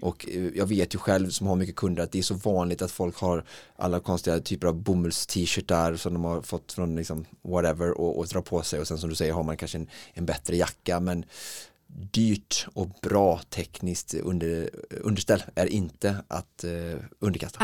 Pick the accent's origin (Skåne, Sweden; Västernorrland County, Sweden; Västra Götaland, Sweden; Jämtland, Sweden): Västra Götaland, Sweden; Alingsås; när jag spelade fotboll i Holmalund eh, som barn hemma i Alingsås